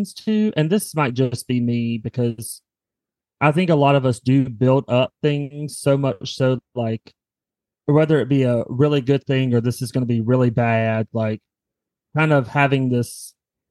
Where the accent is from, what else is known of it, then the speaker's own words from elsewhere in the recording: the South, United States; growing up in the South